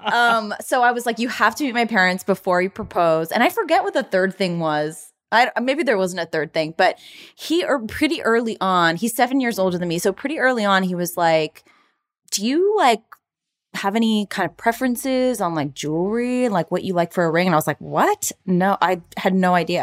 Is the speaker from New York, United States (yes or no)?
no; Florida, United States; now in Los Angeles, United States; I'm from Florida